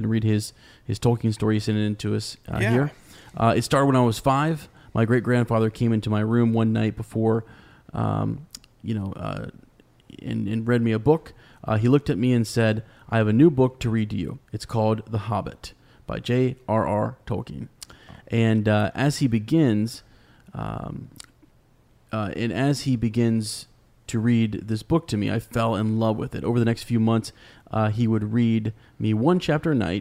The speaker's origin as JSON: {"language": "English", "region": "Kentucky", "country": "United States", "accent": "southern, Kentucky", "said": "my southern accent"}